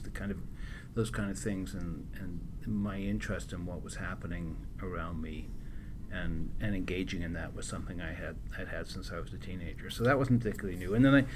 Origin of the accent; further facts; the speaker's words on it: Winnipeg, Manitoba, Canada; But went to Winnipeg. So yeah. I feel like I grew up in Winnipeg